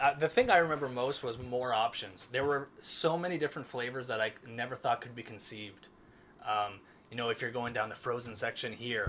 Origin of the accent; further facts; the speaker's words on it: Windsor, Ontario, Canada; moved away as an adult; now in Flin Flon, Canada; I'm from Windsor, Ontario